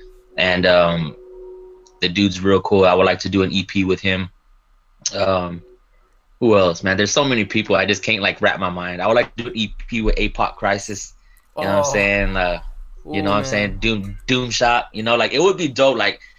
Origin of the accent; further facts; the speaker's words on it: Texas, United States; I'm from Texas.